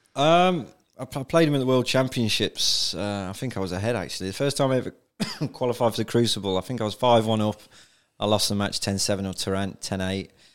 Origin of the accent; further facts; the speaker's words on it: Donisthorpe, East Midlands, United Kingdom; I'm a lad from Donisthorpe originally